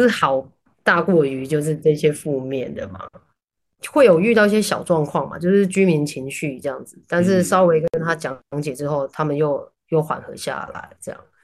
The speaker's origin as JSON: {"language": "Chinese", "country": "Taiwan", "moved": "yes", "said": "哦，对，我是台湾人"}